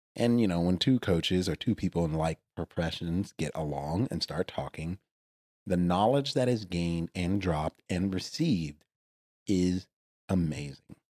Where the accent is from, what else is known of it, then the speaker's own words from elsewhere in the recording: Texas, United States; I'm from Texas